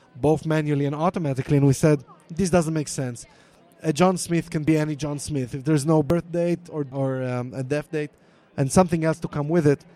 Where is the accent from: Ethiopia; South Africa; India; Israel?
Israel; accent: Hebrew; English is a second language; my Hebrew accent